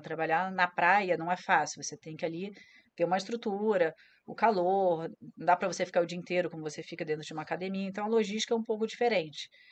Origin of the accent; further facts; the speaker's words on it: Rio de Janeiro, Brazil; eu sou carioca lá no, no Yacht Clube Jardim Guanabara na ilha, do governador